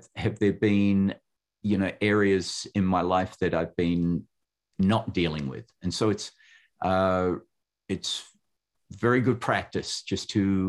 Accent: Western Australia, Australia; now in United States; The state that I was born in was called Western Australia

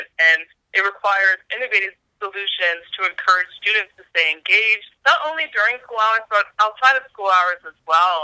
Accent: outside Philadelphia, Pennsylvania, United States; moved away; also born or lived in Rwanda / Washington DC; I grew up outside Philly and grew up in a family that really values education.

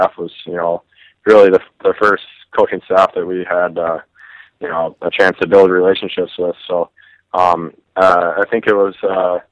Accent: Minnesota, United States; moved away as an adult; growing up in Minnesota

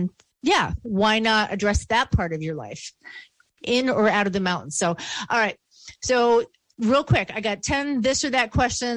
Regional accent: Buffalo, New York, United States; accent: Western New York; I'm from Buffalo, New York

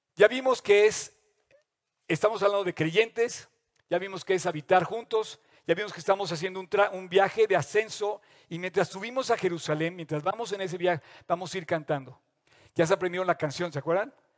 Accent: Mexico; todos como mexicanos

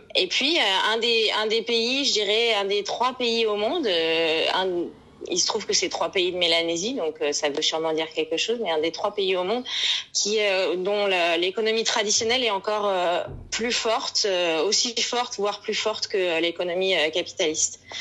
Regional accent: Vanuatu; notre euh, compagnie aérienne nationale Air Vanuatu

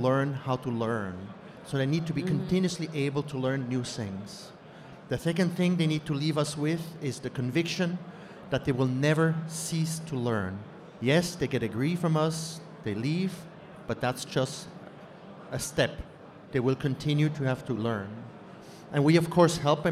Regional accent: Canada; moved away as an adult; also born or lived in United States; now in Zurich, Switzerland; I grew up in Canada

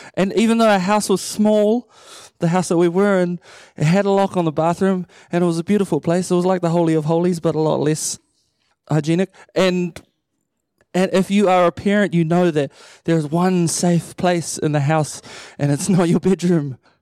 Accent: Matamata, Waikato, New Zealand; also born or lived in Pukekohe / Auckland; I grew up in Matamata my whole life. I was born in Pukekohe, and then I moved down there when I was a baby, and then stayed there till I was eighteen

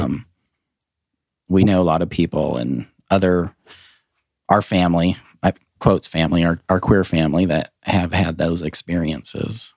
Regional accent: Glasgow, Montana, United States; also born or lived in Helena, Montana; now in Nashville, United States; I was Born in Helena, raised in a very small town in the northeast corner called Glasgow

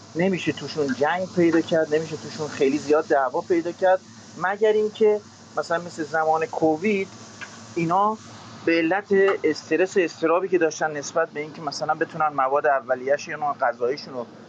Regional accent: Iran; also born or lived in England; now in United Kingdom; مثل ما تو ایران بزرگ شدیم

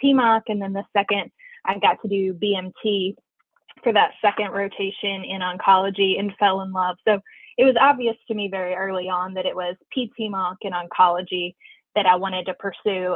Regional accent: Kingsport, Tennessee, United States; moved away as an adult; also born or lived in Knoxville, Tennessee / Winston-Salem, North Carolina; now in Richmond, United States; I was born and raised in Kingsport, Tennessee

